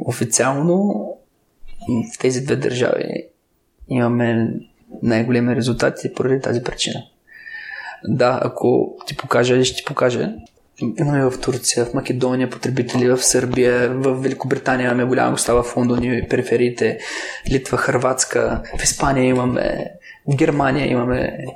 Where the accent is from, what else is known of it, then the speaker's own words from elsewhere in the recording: Gabrovo, Gabrovo Province, Bulgaria; аз съм от Гавро